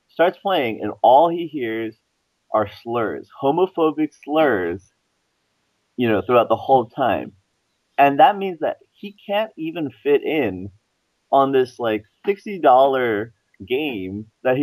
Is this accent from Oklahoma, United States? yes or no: no; Florida, United States; I grew up in Florida